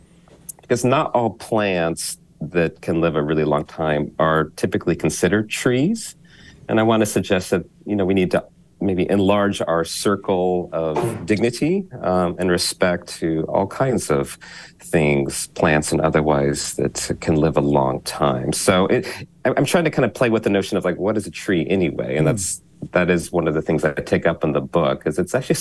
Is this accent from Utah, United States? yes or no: yes; Utah, United States; now in Philadelphia, United States; Utah, my home state